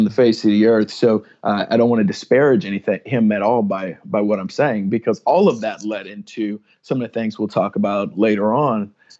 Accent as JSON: {"language": "English", "town": "San Antonio", "region": "Texas", "country": "United States", "tie": "born or raised there", "also_born_or_lived": "Kansas", "said": "So I'm from San Antonio, Texas, raised as a military brat, and although my wife will tell you that I was born in Kansas, we've moved around a handful of times and ended up in San Antonio, Texas, about my third grade year."}